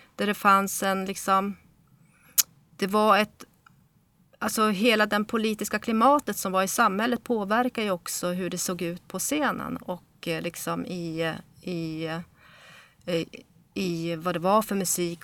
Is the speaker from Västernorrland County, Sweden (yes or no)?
yes; Örnsköldsvik, Västernorrland County, Sweden; now in Stockholm, Sweden; jag är ju bosatt i Stockholm men uppvuxen i eh, Norrland. Eh, och eh, eh, kom till Sverige när jag var fyra år